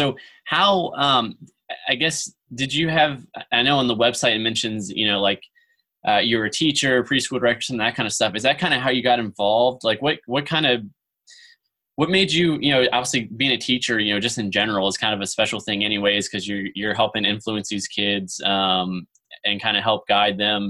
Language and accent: English; East Coast of Virginia, United States; now in Springfield, United States; I'm actually originally from the East Coast of Virginia